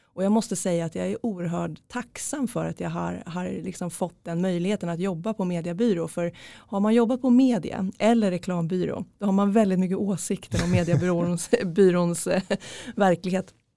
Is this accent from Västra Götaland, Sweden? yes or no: no; Norrköping, Östergötland, Sweden; jag är från Norrköping